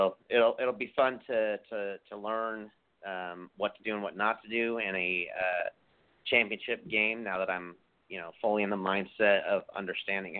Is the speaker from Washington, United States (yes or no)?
yes; Seattle, Washington, United States; it's my hometown